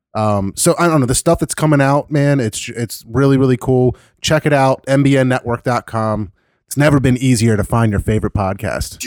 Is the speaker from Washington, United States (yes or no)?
no; Philadelphia, Pennsylvania, United States; I was from Philly